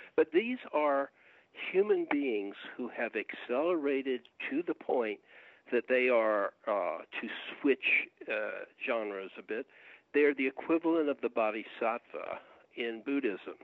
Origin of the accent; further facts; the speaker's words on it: Augusta, Georgia, United States; now in Atlanta, United States; my hometown, Augusta, Georgia